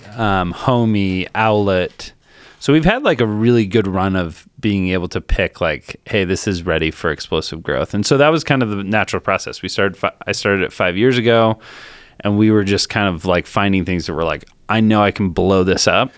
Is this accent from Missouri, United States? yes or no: no; Colorado, United States; also born or lived in Naperville, Illinois; moved to Colorado when I was ten. Uh, lived in Colorado, just kinda normal, normal kid.